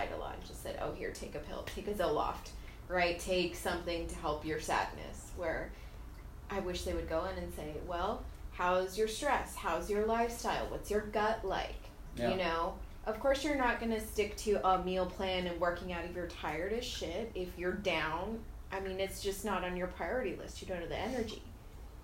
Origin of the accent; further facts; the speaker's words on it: South Texas, United States; growing up in South Texas, it's just like predominantly Hispanic